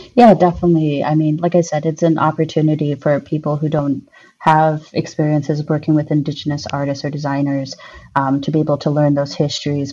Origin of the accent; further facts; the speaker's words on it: Albuquerque, New Mexico, United States; now in Madison, United States; I'm originally from Albuquerque, New Mexico, but I currently live in Madison, Wisconsin.